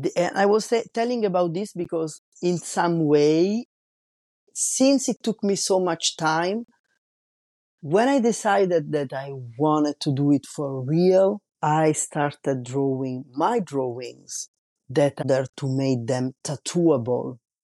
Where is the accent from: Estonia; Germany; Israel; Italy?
Italy; Rome, Lazio; also born or lived in Paris, France; now in La Rochelle, France; I was born in Rome and raised in, raised in Rome and lived in Paris.